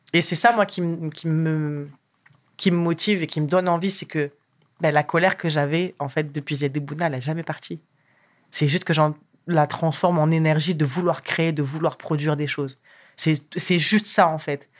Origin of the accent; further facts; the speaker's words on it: France; also born or lived in Morocco; Je suis née au Maroc, je suis arrivée en France à l'âge de 3 ans